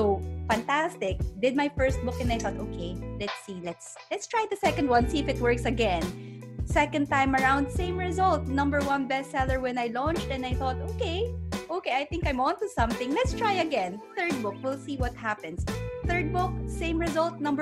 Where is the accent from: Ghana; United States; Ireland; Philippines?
Philippines; moved away as an adult; now in United Kingdom; I'm originally from the Philippines. I was born and raised there, studied psychology, but I decided to move here to the UK.